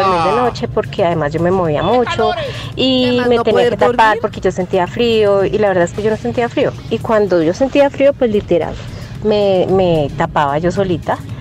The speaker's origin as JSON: {"language": "Spanish", "region": "Bogotá", "country": "Colombia", "said": "yo soy de aquí de Bogotá"}